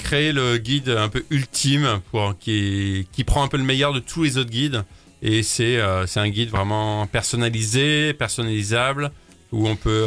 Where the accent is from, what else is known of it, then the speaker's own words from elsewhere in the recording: France; chez nous en France